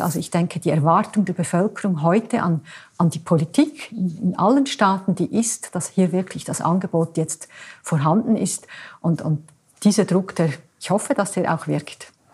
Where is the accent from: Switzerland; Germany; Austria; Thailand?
Switzerland; bei uns in der Schweiz